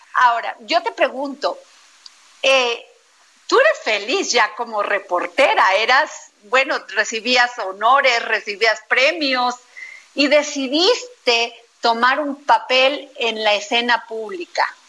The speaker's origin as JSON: {"language": "Spanish", "region": "Veracruz", "country": "Mexico", "tie": "born or raised there", "said": "mi pueblo, Veracruz"}